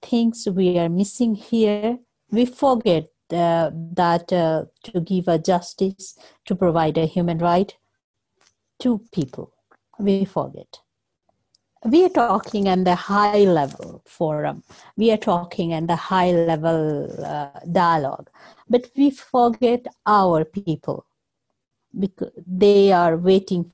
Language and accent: English; Nepal; moved away as an adult; now in Kathmandu, Nepal; I'm outside from the Kathmandu.